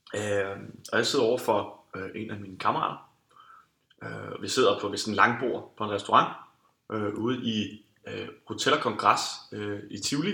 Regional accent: Denmark; vi som danskere

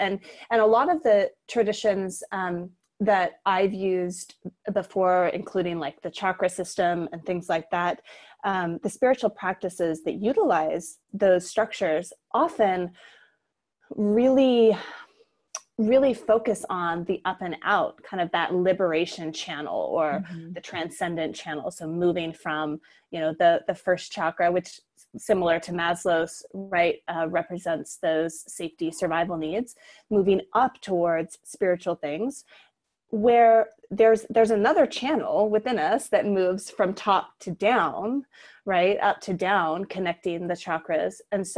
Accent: Utah, United States; And I grew up in Utah as a non-Mormon.

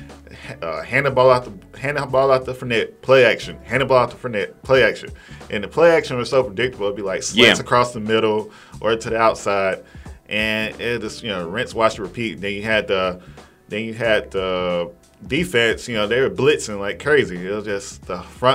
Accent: Macon, Georgia, United States; I didn't grow up in Atlanta, I grew up in the Macon area

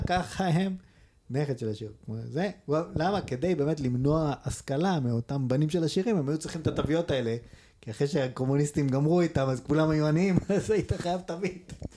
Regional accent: Israel; אנחנו גדלנו בפריפריה

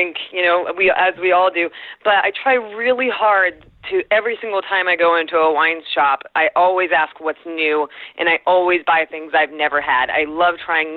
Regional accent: Southern California, United States; I grew up in Southern California in the 90s

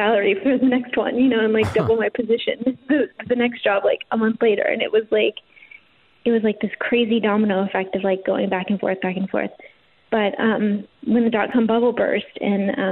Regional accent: Portland, Oregon, United States; moved away as an adult; also born or lived in Los Angeles; So I grew up in Portland with that belief

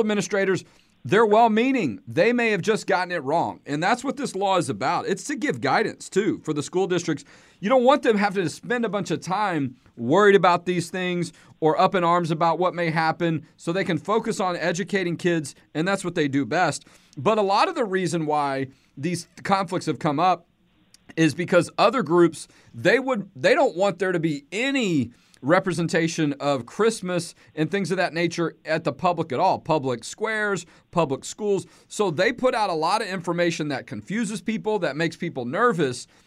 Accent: Houston, Texas, United States; I'm from Houston

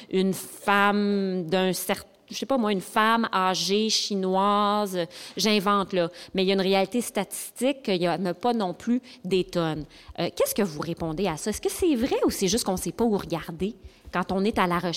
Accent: Quebec, Canada; écoutez, je viens de l'Abitibi

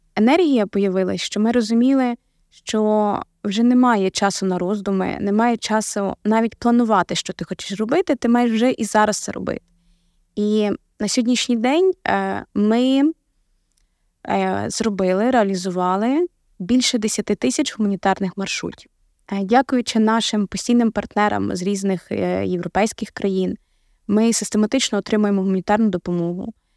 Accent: Lviv Oblast, Ukraine; Я сама е, народилась у Львівській області

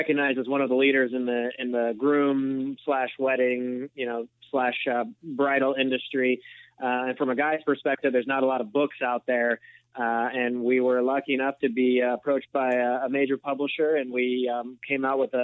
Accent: St. Louis, Missouri, United States; moved away as an adult; also born or lived in Los Angeles, California; now in Overland Park, Kansas, United States; I grew up in the St. Louis area, so spent about 8 years in LA, and now back in the Midwest

